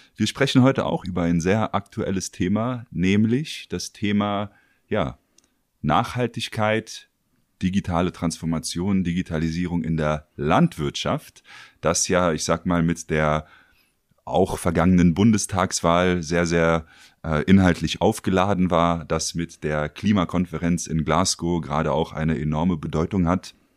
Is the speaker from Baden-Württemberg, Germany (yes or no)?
no; Berlin, Germany; für mich selbst als Berliner